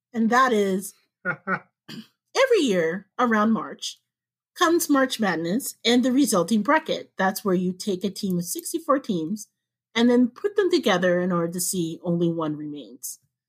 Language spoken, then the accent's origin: English; Midwest, United States; Now, I'm a Black woman in her 40s, but I was born and bred in the Midwest, okay? Apple picking, rollerblading, my junior high was the middle of a freaking cornfield.